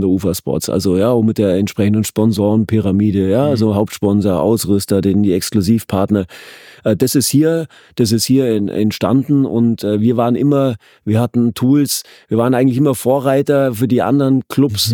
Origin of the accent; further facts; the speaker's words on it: Bavaria, Germany; now in Berlin, Germany; ich komme aus dem Süden, aus dem, aus dem äußersten Süden, an der, an der Grenze mhm. zu Österreich und Schweiz. Äh, äh, und bin da ja auch groß geworden